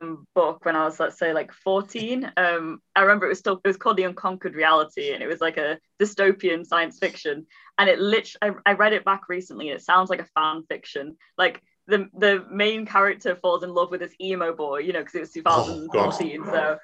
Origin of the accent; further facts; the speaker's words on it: Manchester, North West England, United Kingdom; So I'm a writer from Manchester.